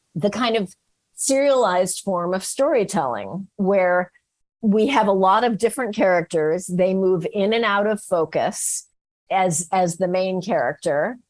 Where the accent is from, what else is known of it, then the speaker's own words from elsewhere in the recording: San Francisco, California, United States; I was from San Francisco